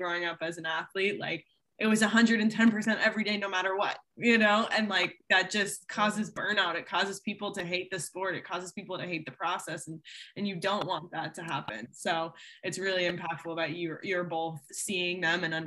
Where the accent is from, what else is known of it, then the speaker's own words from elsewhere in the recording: outside of Boston, Massachusetts, United States; I grew up outside of Boston